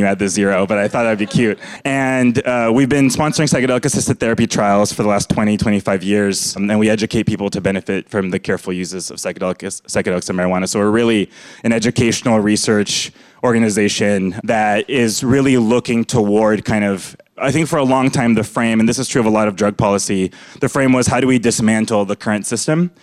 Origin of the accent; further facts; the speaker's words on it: Fresno, California, United States; I was born in Fresno, California